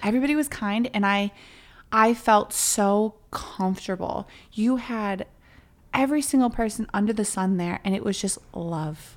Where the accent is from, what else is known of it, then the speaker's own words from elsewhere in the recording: Chicago, Illinois, United States; we're from Chicago